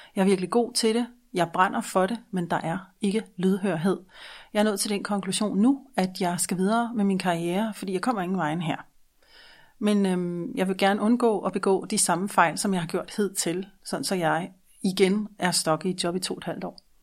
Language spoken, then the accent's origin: Danish; Denmark; som en dansker med et ikke-dansk mindset